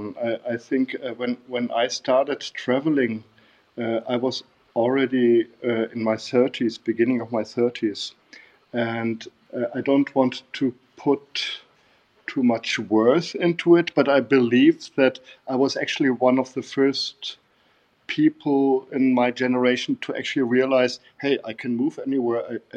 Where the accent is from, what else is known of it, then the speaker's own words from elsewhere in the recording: Bavaria, Germany; English is a second language; moved away as an adult; also born or lived in Berlin; I met her in Bavaria, in my hometown. I come from Bavaria, South Germany